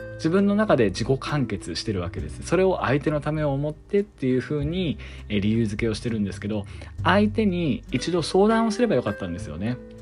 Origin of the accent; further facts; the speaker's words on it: Yamagata, Japan; moved away as an adult; also born or lived in Tokyo; 私は2021年8月末にですね、地元の山形にまあ、U ターン帰省したわけなんです。いわゆる田舎なんですよね。で、田舎って結構ね、閉鎖的なんですよ。閉鎖的だし、周りの目を気にします。私もそういう環境で子供の頃から育ったので